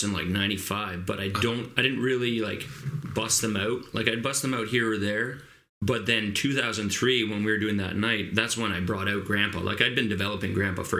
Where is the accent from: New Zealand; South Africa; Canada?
Canada; Kingston, Ontario; also born or lived in Wolfe Island, Ontario / Cadillac, Quebec / Timmins, Ontario / Toronto, Ontario; we moved back to Kingston, Ontario in 84. And I've mostly been here since